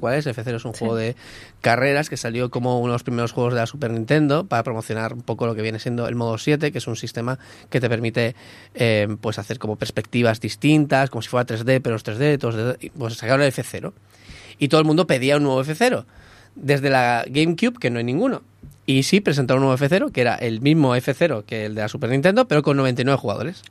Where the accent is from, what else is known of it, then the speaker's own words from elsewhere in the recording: Catalonia, Spain; Porque soy catalán